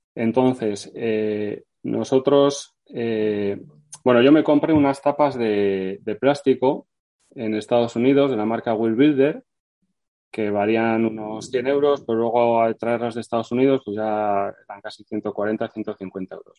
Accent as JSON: {"language": "Spanish", "town": "Vitoria-Gasteiz", "region": "Basque Country", "country": "Spain", "said": "yo soy de Vitoria"}